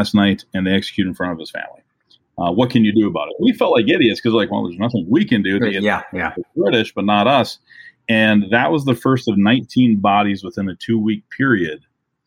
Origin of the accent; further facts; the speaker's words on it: Minnesota, United States; I'm from Minnesota